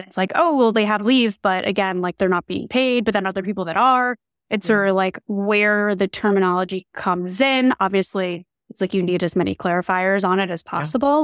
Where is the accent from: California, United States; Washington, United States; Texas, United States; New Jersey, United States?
New Jersey, United States; moved away; I'm originally from New Jersey